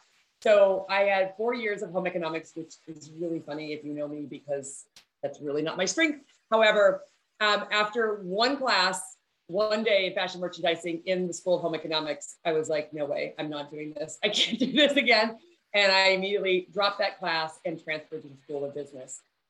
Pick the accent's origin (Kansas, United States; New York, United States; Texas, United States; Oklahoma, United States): Texas, United States; also born or lived in Midwest; So I was born in the Midwest. We moved around a lot when I was in elementary school. And then finally we came to Texas when I was in junior high. And we moved to a very small rural community in Central Texas.